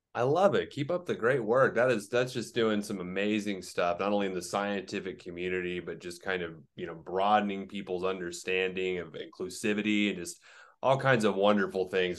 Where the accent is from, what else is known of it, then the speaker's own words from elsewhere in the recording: Oklahoma, United States; I'm from Oklahoma, I live in Oklahoma, also landlocked.